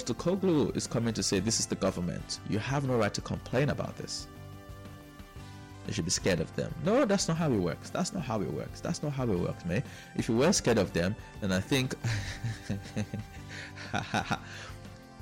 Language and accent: English; Nigeria; I am Nigerian